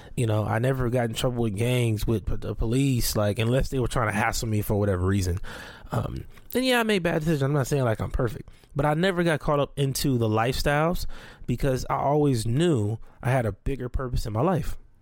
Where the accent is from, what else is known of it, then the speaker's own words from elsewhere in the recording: Compton, California, United States; also born or lived in Watts, Los Angeles / Long Beach / Carson; I grew up in Watson, Compton, and, and, and Long Beach, Carson